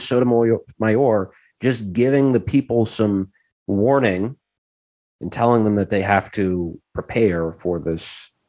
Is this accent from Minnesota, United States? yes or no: yes; St. Paul, Minnesota, United States; my hometown of St. Paul